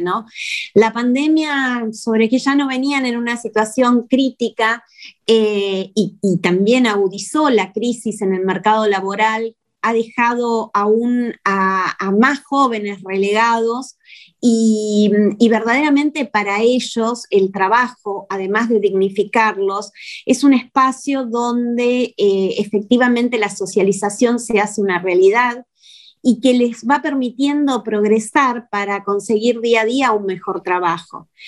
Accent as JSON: {"language": "Spanish", "country": "Argentina"}